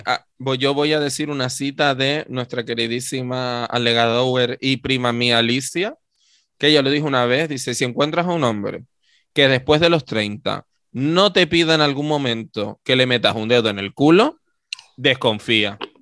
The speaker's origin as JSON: {"language": "Spanish", "region": "Canary Islands", "country": "Spain", "said": "todos los demás éramos canarios"}